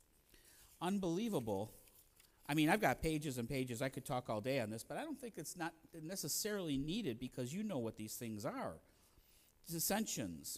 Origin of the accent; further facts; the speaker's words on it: Maple Heights, Ohio, United States; moved away as an adult; also born or lived in Mayfield, Ohio / Pennsylvania / New York; I'm really from Maple Heights